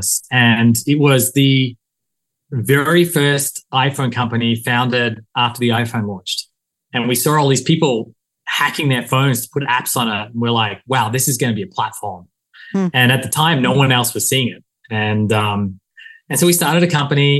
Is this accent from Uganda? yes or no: no; Australia; moved away as an adult; also born or lived in Silicon Valley; now in United States; I came to the US from Australia to do an MBA.